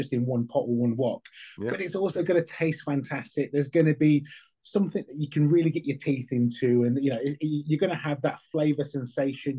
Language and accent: English; United Kingdom; I'm a British-born Chinese. My dad's from Hong Kong. My mum's from a place called Southampton here in England.